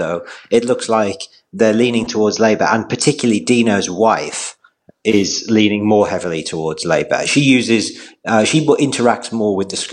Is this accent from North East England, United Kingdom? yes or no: yes; North East England, United Kingdom; I'm from the Northeast